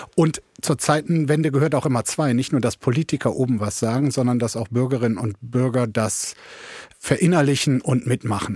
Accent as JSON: {"language": "German", "country": "Germany"}